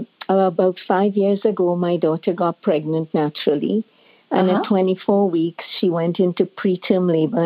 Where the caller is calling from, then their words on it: Mississauga, Ontario, Canada; I'm calling from Mississauga, Canada.